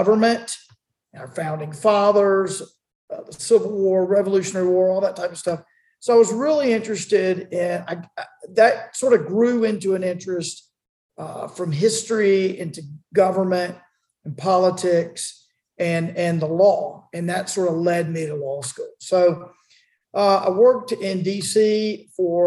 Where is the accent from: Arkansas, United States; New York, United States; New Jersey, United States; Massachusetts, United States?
Arkansas, United States; Magnolia; also born or lived in Charlotte, North Carolina; moved out to Magnolia when I was 12. And sort of my formative years, a lot of my formative years were growing up in Magnolia, and I consider Magnolia home